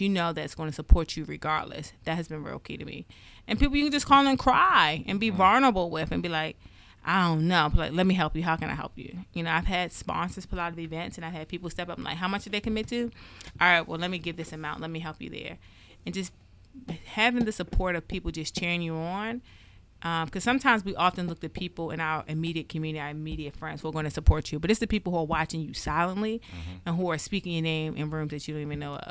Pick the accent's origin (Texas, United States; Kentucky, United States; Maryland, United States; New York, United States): Maryland, United States; Randallstown; I grew up in Randallstown. And at times, I struggle with, when people hear you're from Baltimore, right? I grew up in Baltimore County.